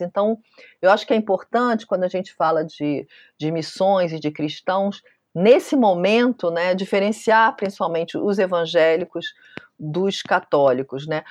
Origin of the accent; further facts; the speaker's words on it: Brazil; eu sou brasileira